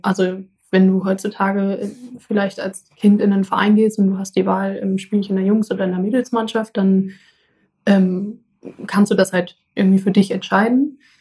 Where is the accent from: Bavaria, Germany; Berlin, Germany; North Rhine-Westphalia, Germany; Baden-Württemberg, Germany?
North Rhine-Westphalia, Germany; Essen; uns früher im Garten in Essen, wo ich herkomme